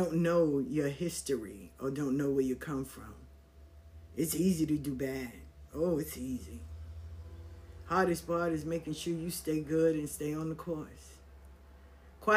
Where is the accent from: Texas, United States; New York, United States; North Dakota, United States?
New York, United States; New York City; Growing up in South Jamaica, Queens